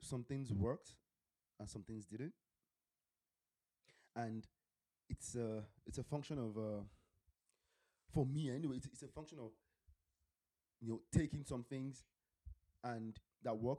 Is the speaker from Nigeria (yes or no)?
yes; Nigeria; moved away; how we grew up back home in Nigeria, if I did something stupid from school, my teacher could actually, you know, whip me.